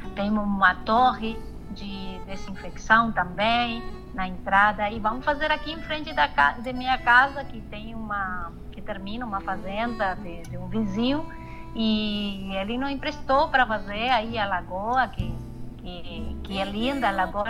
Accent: Paso de los Libres, Corrientes, Argentina; Portuguese is a second language; Onde eu me criei, onde eu morei, eh, nasci, como é Passo de los libres fronteira aí com, com Brasil

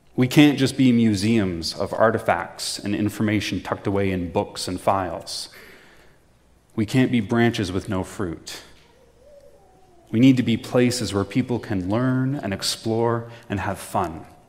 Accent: Prince Edward County, Ontario, Canada; I'm originally from Prince Edward County

